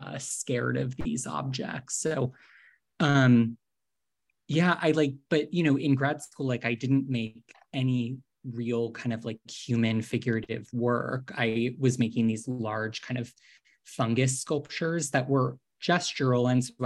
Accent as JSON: {"language": "English", "region": "Northeast", "country": "United States", "tie": "born or raised there", "said": "I grew up in the Northeast. So, you know, went on school trips to like Plymouth, Massachusetts to go see like the Plymouth Wax Museum"}